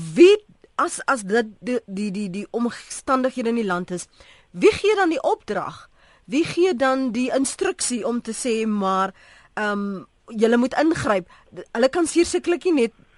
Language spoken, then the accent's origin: Afrikaans; South Africa; ons as Suid-Afrikaners